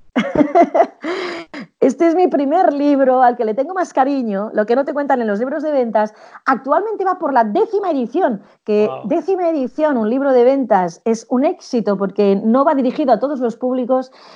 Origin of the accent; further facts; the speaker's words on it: Spain; en España somos latinos